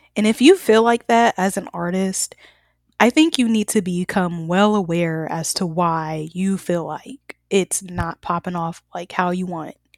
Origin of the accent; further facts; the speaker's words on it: the South, United States; I'm from the South too